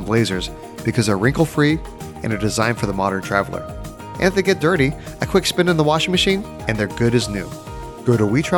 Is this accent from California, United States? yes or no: yes; California, United States; now in Nashville, United States; We're from California.